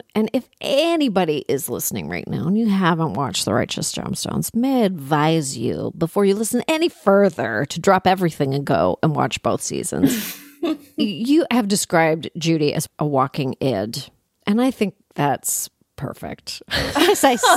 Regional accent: Canada; we grew up in Canada

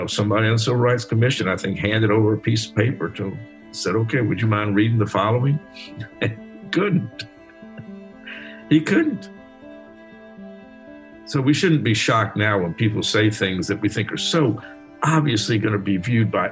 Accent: Alabama, United States; I was in Alabama

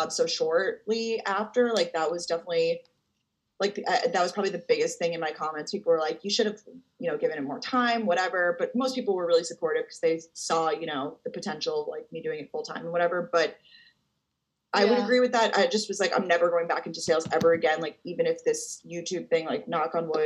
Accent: Long Island, New York, United States; I'm from Long Island

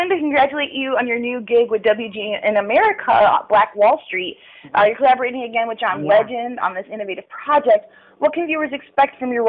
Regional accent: Chicago, Illinois, United States; I'm from Chicago

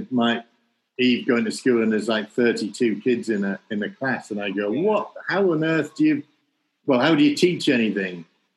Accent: North East England, United Kingdom; where in the northeast or where I was, maybe just in the village I was from.

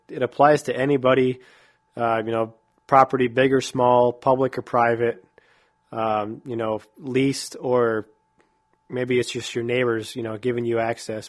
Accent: New York, United States; moved away as an adult; also born or lived in Texas; growing up in New York

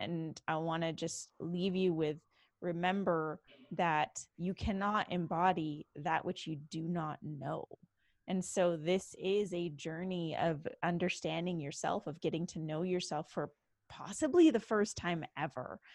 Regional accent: Canada; now in Los Angeles, United States; from Canada. I am Canadian

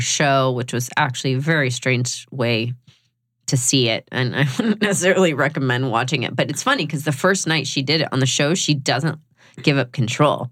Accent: Georgia, United States; moved away as an adult; also born or lived in New York; I was 18 from Georgia

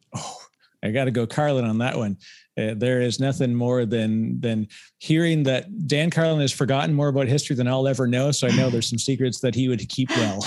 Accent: Canada; I'm Canadian

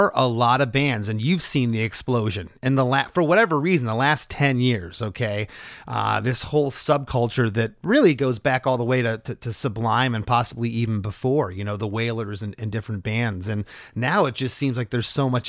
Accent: Florida, United States; I'm from Florida

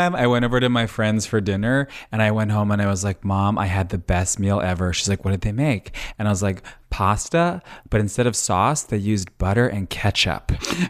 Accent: Long Island, New York, United States; I'm from Long Island.

